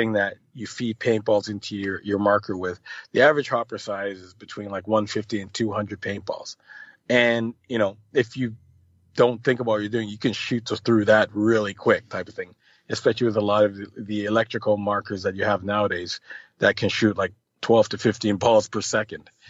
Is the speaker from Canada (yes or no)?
yes; Canada; I mostly play in the States and Canada, as I am Canadian